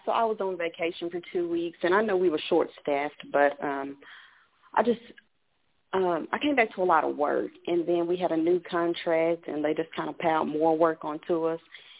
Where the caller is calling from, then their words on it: Texas, United States; I'm calling from Texas.